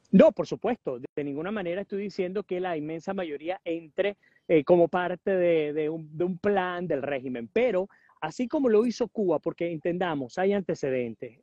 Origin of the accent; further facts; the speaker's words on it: Venezuela; como ciudadanos venezolanos dentro o fuera del país